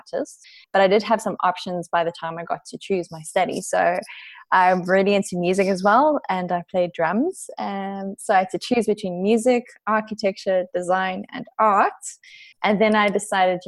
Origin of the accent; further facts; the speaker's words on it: Pretoria, Gauteng, South Africa; also born or lived in Sabi Sand Game Reserve; I've lived in Pretoria all my life. However, I spent a lot of my childhood in the Sabi Sand Game Reserve.